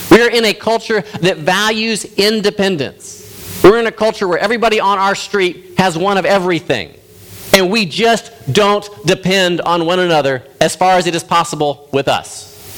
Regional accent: United States; As an American Westerner

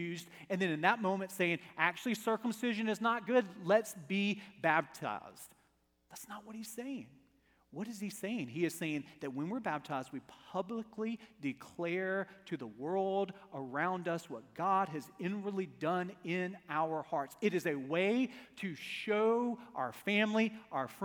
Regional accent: Starkville, Mississippi, United States; now in Alabama, United States; I was born in Starkville

